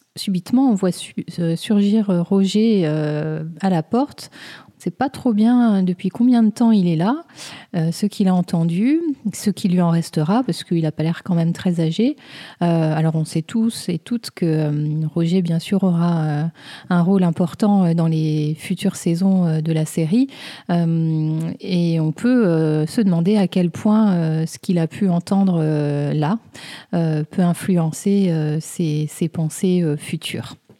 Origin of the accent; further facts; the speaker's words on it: France; chez nous en France